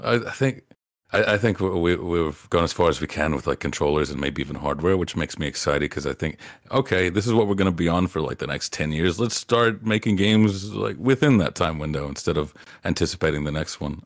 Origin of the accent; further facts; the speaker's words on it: Appalachia, United States; I grew up in Appalachia